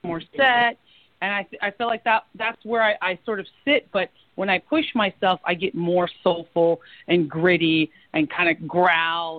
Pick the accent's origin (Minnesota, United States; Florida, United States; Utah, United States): Florida, United States; also born or lived in New York / Washington, D.C.; now in Los Angeles, United States; my hometown of Florida. I moved there as a kid and have a lot of family in Florida